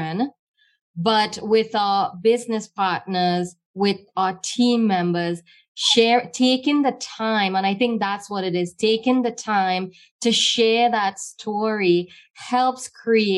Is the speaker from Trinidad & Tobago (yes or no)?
yes; Trinidad & Tobago; as a little girl growing up in Trinidad